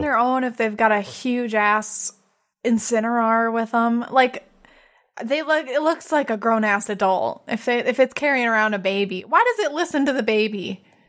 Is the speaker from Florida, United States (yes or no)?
no; South Dakota, United States; moved away; we're from South Dakota